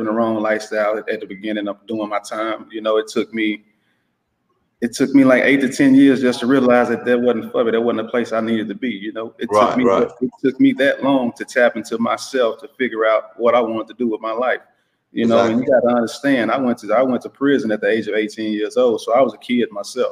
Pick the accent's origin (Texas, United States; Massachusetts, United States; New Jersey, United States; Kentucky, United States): Texas, United States; Dallas; Yeah, I'm from Dallas, Texas.